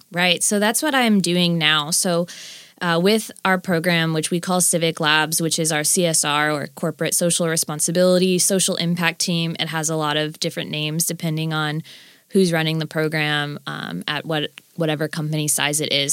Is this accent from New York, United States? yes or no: no; Florida, United States; moved away as an adult; also born or lived in California; now in Nashville, United States; having lived in Florida growing up until I was about twenty